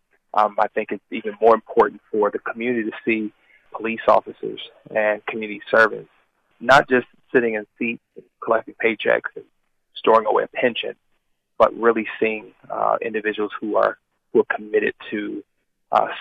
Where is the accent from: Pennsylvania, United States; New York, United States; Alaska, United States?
Pennsylvania, United States; Philadelphia; born and raised in Philadelphia